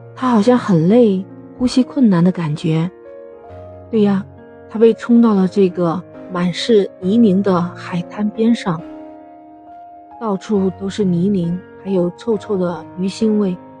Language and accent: Chinese; China; 我们中国人，用我们中国人自己的方法、自己的爱心